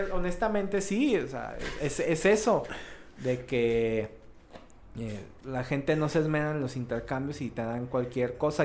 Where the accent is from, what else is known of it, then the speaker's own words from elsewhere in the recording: León, Guanajuato, Mexico; accent: cantadito; Aquí en León dicen, que hablamos cantadito